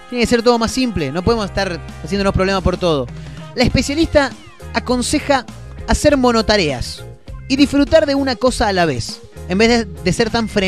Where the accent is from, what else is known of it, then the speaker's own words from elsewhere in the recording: Argentina; vivimos en Estados Unidos, somos de, Argentina.